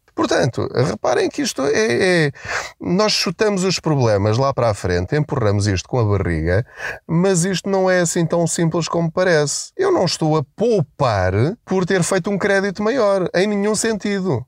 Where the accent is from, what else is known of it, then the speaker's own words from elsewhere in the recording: Portugal; nós enquanto portugueses